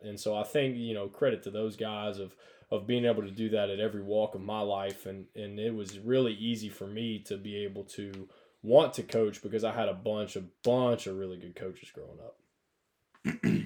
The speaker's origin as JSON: {"language": "English", "region": "North Alabama", "country": "United States", "tie": "born or raised there", "said": "I grew up in North Alabama"}